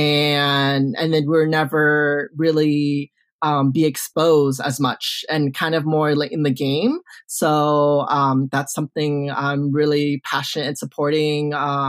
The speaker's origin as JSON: {"language": "English", "area": "Orange County", "region": "California", "country": "United States", "tie": "born or raised there", "said": "I'm from Orange County. I'm from the OC. I'm born and raised"}